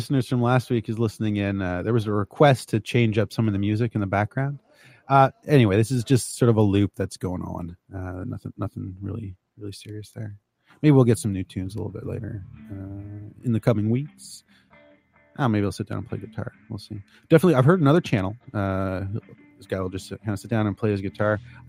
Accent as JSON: {"language": "English", "country": "Canada", "said": "I'm a Canadian."}